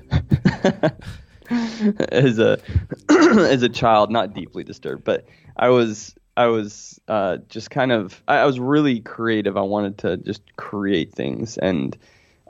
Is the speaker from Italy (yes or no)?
yes; Florence, Tuscany, Italy; I was born in Florence, Italy